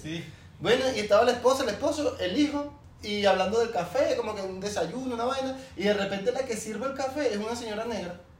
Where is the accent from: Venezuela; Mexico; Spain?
Venezuela; moved away as an adult; nosotros somos de Venezuela